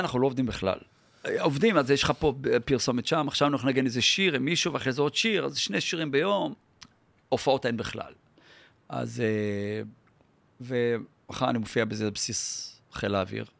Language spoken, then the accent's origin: Hebrew; Yeruham, Southern District, Israel; also born or lived in Holon / Rishon LeZion; now in Tel Aviv, Israel; נולדתי בירוחם.